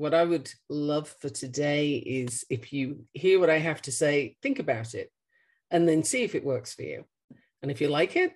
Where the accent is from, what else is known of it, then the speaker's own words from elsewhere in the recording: Australia; also born or lived in United Kingdom; now in Colorado, United States; I am obviously not from Colorado. I was born in the UK and raised in Australia. Um, this is the eighth country I've lived